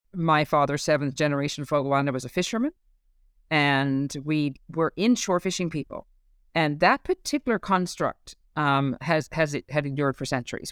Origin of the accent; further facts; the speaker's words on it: Newfoundland and Labrador, Canada; moved away as an adult; as a Newfoundlander